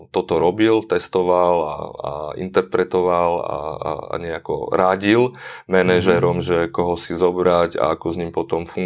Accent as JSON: {"language": "Slovak", "region": "eastern Slovakia", "country": "Slovakia", "lives_now": "Bratislava, Slovakia", "said": "a zároveň som sa presťahoval z východu sem do Bratislavy."}